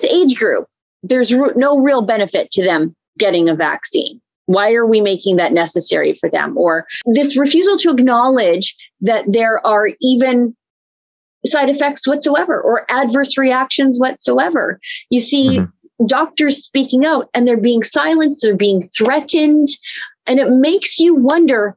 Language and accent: English; Canada; I'm Canadian